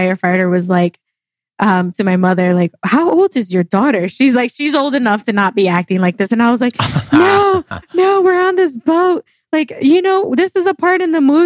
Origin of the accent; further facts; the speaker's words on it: New York City, New York, United States; I was raised in Marcy and Cooper